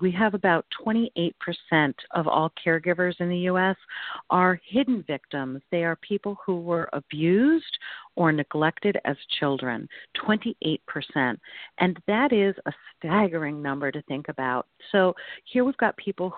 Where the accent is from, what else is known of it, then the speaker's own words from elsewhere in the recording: Hebron, Connecticut, United States; I am now the executive director of an assisted living that is being built in my hometown. And I live in this town with my family